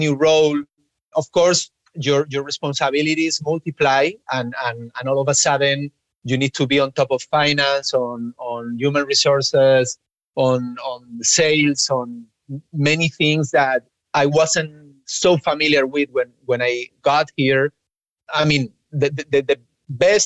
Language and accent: English; Spain; English is a second language; I grew up in Spain, and obviously English wasn't our native language